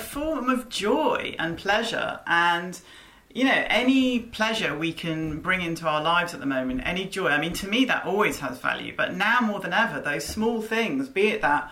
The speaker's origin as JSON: {"language": "English", "country": "United Kingdom", "said": "being British"}